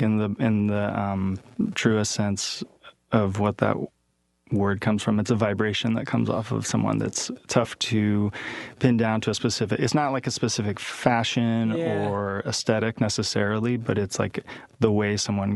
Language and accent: English; San Diego, California, United States; I was born in San Diego